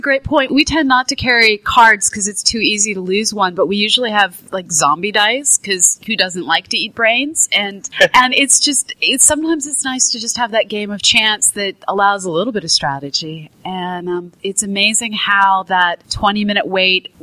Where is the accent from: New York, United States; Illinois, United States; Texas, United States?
Illinois, United States; Edwardsville; I'm from Edwardsville, Illinois, so I'm just across the river from y'all